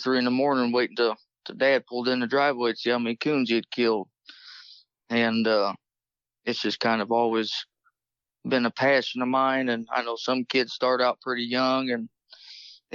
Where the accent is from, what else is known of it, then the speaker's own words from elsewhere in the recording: La Crosse, Indiana, United States; I'm from La Crosse, Indiana.